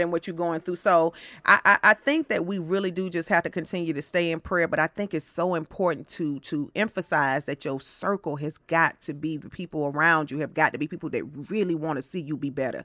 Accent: Atlanta, Georgia, United States; I'm from Atlanta

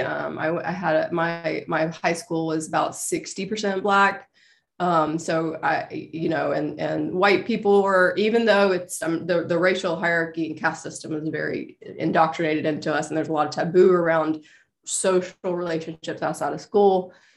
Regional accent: Meridian, Mississippi, United States; I'm Mer- Meridian, Mississippi.

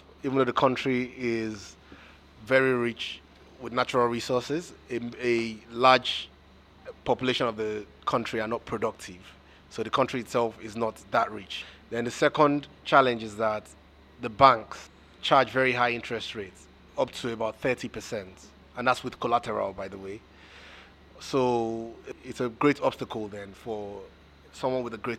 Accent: Nigeria; moved away as an adult; also born or lived in United Kingdom; I grew up in Nigeria

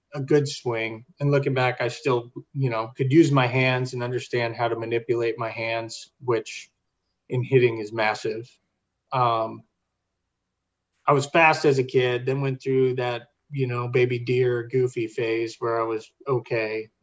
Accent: Sacramento, California, United States; I come from Northern California, Sacramento, the valley

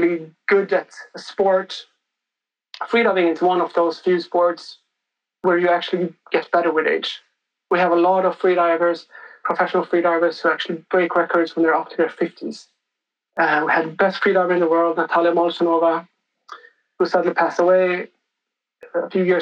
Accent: Stockholm, Stockholm County, Sweden; moved away as an adult; I come from Sweden. I grew up in the capital. So I grew up in Stockholm in Sweden

